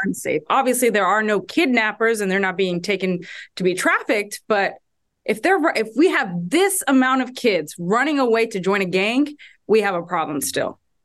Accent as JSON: {"language": "English", "town": "Houston", "region": "Texas", "country": "United States", "tie": "born or raised there", "said": "my hometown, Houston, Texas"}